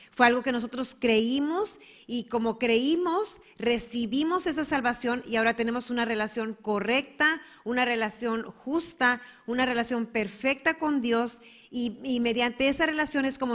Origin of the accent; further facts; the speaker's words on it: Mexico; also born or lived in United States / Germany; Al menos yo soy mexicana, americana y alemana, pero no soy judía.